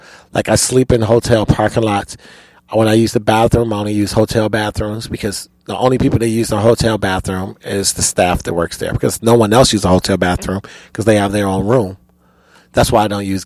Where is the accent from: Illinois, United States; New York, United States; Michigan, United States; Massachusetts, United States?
Illinois, United States; Chicago; I was born and raised in Chicago